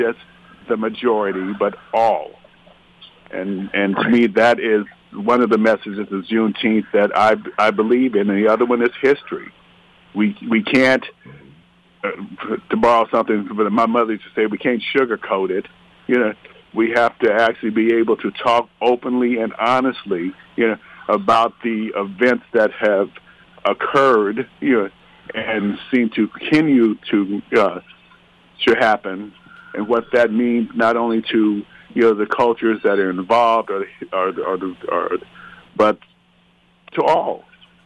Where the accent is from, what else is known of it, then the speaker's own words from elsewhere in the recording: Arizona, United States; I'm originally from Arizona